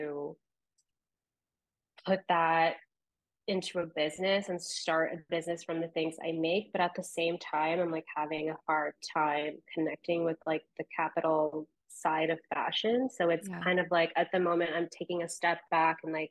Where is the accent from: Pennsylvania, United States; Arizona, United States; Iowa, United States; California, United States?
California, United States; Ventura; also born or lived in Florida; now in New York, United States; I am from Ventura, California. I lived there for like majority of my childhood, and then we moved to Florida